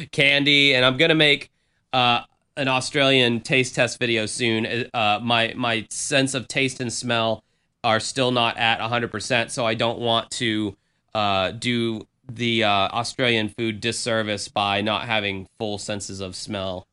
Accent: the South, United States; I grew up in the South

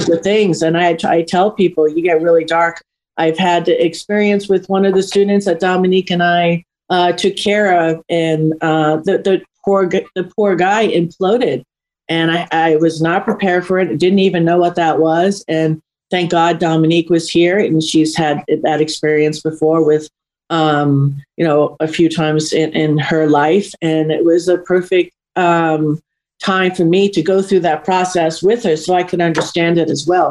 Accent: New York, United States; it was a little bit of more of a rougher age um, area that I grew up in New York

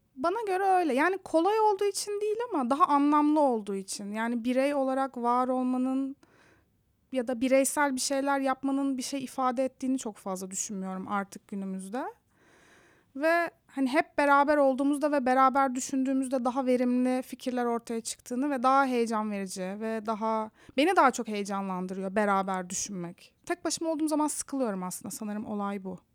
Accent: Istanbul, Turkey; moved away as an adult; also born or lived in Antalya; now in San Francisco, United States; Ben karşıda, karşının çocuğuyum. Göztepe'de. Sonra Antalya'ya yerleştik bir ara gerçi ailemle.

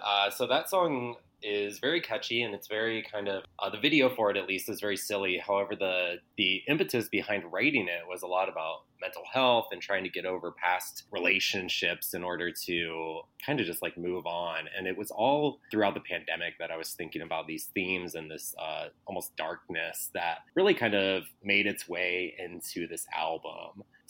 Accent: Cleveland, Ohio, United States; now in Chicago, United States; So I came from Cleveland, but I've been in Chicago for about 15 years.

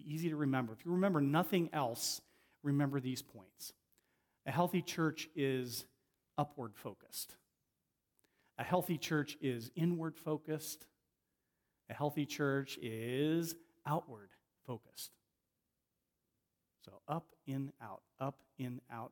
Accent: Ohio, United States; moved away as an adult; also born or lived in Avon, Connecticut; where I grew up in Ohio

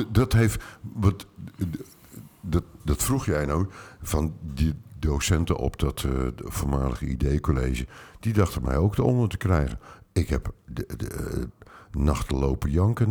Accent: Utrecht, Netherlands; ik ben in Utrecht opgegroeid

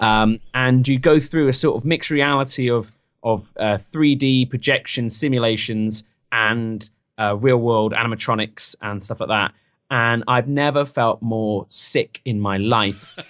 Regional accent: England, United Kingdom; now in United States; I'm from England

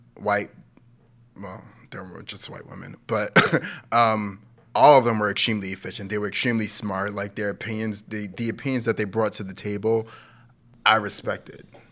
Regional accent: New York City, New York, United States; I was, like, ten years old, Brooklyn, nineteen nineties

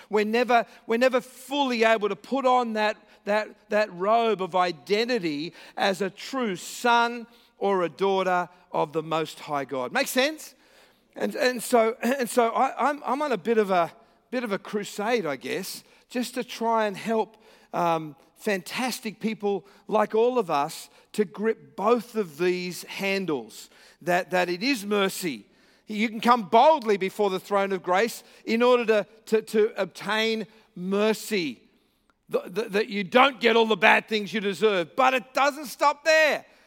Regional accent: Australia; I'm here from Australia with a funny accent

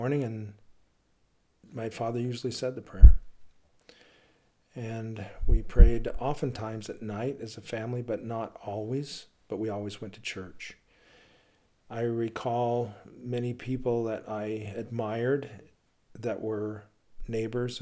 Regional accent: Logan, Utah, United States; I grew up in Logan, Utah

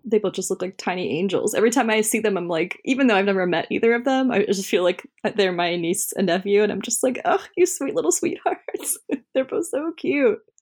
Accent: Central California, United States; moved away; my hometown, um, I'm from, uh, Central California

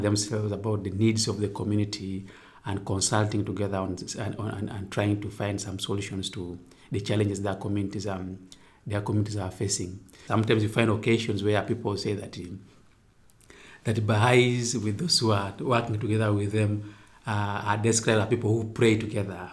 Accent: Uganda; I come from Uganda.

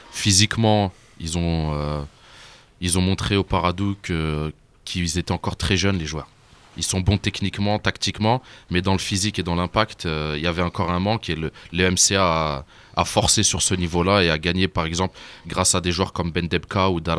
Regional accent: Algeria; je suis de Steph

